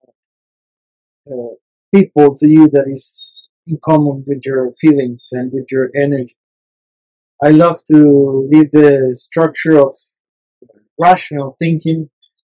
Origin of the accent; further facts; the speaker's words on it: San José, Costa Rica; also born or lived in La Fortuna, Costa Rica; I grew up in San Jose, a small and crowded city